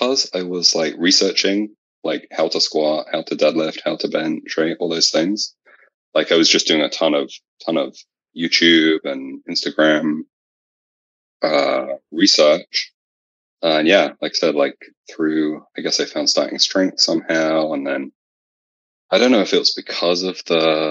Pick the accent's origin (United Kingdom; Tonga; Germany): United Kingdom; England; moved away as an adult; now in California, United States